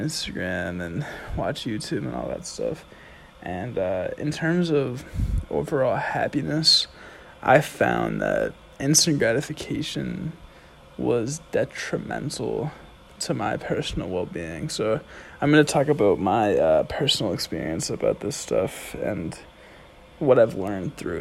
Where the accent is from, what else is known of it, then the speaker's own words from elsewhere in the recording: Andover, Massachusetts, United States; also born or lived in Providence, Rhode Island; I'm from Andover, Massachusetts, which is 20 minutes north of Boston